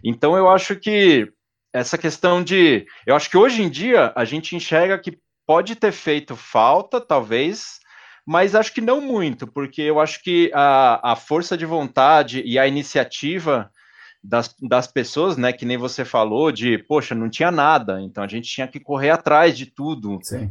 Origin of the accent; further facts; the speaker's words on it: São Paulo, Brazil; Eu cresci na zona sul de São Paulo, ali no, no Jabaquara